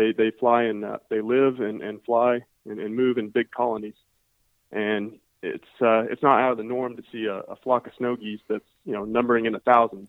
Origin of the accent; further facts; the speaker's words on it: Northwest Missouri, United States; also born or lived in Alabama; now in Iowa, United States; I'm actually I'm from Northwest Missouri